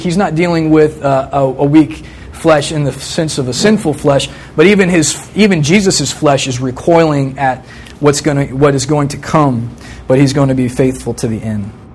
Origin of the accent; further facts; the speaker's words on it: Virginia Beach, Virginia, United States; I grew up in Virginia Beach, st- same house my whole life until I came to college from the time I was three to the time I was 21